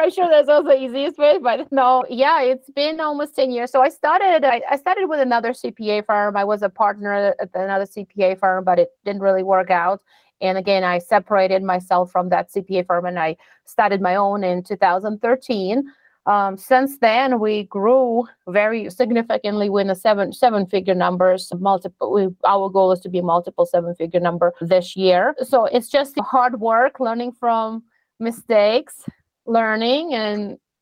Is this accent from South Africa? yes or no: no; Russia; also born or lived in Florida, United States; now in Colorado, United States; I came from Russia about 25 years ago.